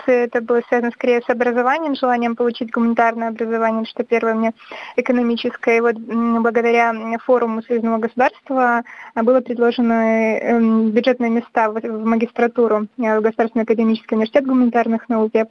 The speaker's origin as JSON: {"language": "Russian", "town": "Baranovichi", "region": "Brest Region", "country": "Belarus", "tie": "born or raised there", "moved": "as an adult", "lives_now": "Russia", "said": "Э, я родилась в Барановичах в Брестской области, вот 20 лет там жила, ничего не знаю о России"}